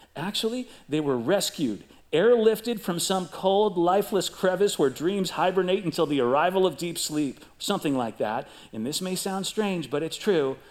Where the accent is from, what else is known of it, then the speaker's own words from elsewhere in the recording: Chicago, Illinois, United States; I grew up in Chicago